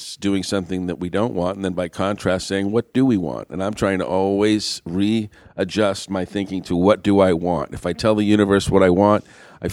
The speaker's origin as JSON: {"language": "English", "region": "New England", "country": "United States", "said": "I'm from New England"}